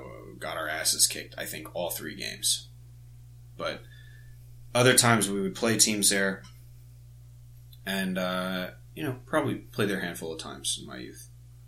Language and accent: English; Virginia, United States; my hockey playing adolescence in the DMV